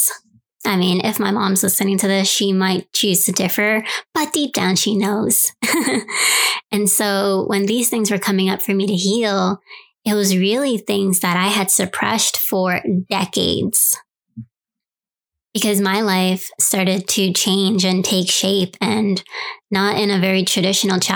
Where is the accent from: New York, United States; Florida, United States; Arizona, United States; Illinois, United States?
New York, United States; New York City; moved away; my hometown, New York City